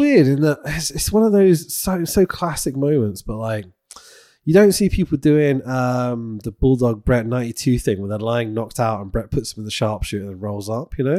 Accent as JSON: {"language": "English", "country": "United Kingdom", "said": "I'm a Brit"}